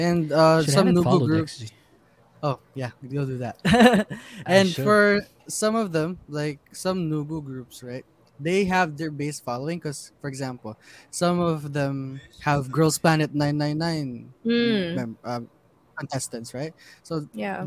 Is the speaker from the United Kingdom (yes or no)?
no; Philippines; I'm from the South.